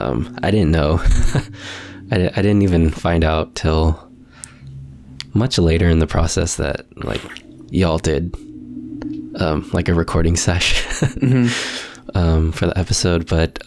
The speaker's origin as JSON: {"language": "English", "country": "Philippines", "said": "I am single. I am Filipino."}